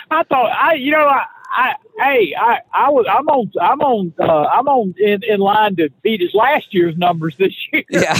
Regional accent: North Carolina, United States; all my friends in North Carolina, in, in, in the hometown

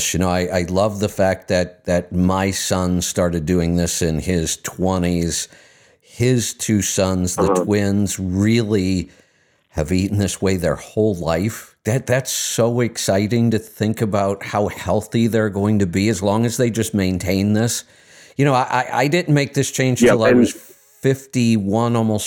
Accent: Ohio, United States; I grew up in Ohio

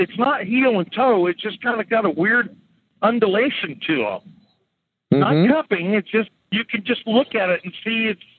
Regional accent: California, United States; now in Oregon, United States; In fact, I'm a transplant from California to Oregon.

